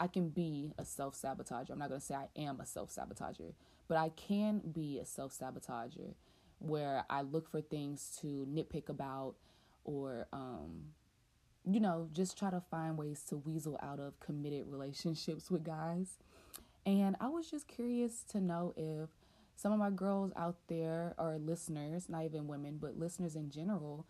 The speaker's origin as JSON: {"language": "English", "region": "the South", "country": "United States", "tie": "born or raised there", "said": "I'm from the South, born and raised, and never lived anywhere else"}